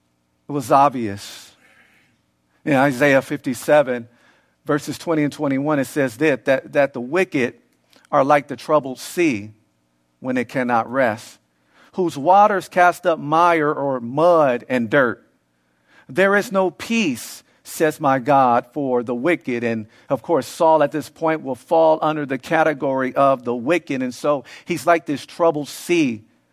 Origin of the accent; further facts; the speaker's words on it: Los Angeles, California, United States; especially where I grew up in South Central LA, you have the youth who were in a dysfunctional household